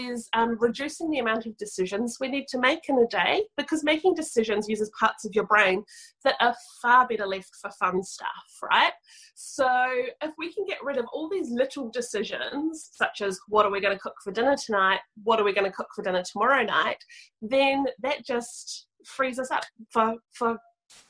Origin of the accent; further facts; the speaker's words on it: New Zealand; From little old New Zealand, right down the bottom, the southern hemisphere